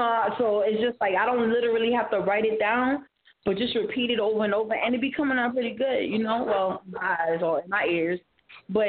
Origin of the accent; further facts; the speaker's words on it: New York, United States; I'm a New Yorker